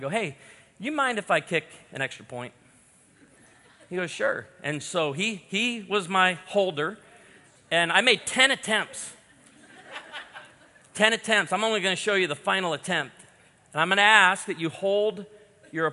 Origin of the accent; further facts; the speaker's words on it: outside of Chicago, Illinois, United States; I grew up outside of Chicago